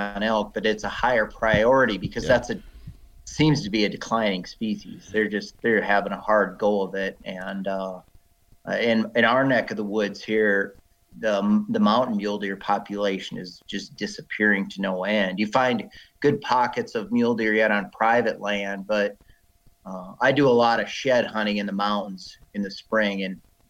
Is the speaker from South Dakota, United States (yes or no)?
yes; South Dakota, United States; now in Wyoming, United States; I grew up in South Dakota, and I grew up in corn country